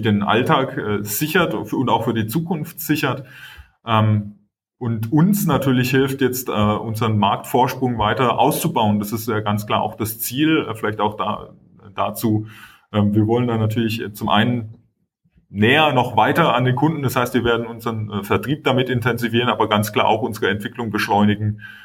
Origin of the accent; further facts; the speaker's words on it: Swabia, Germany; ich bin selber Schwabe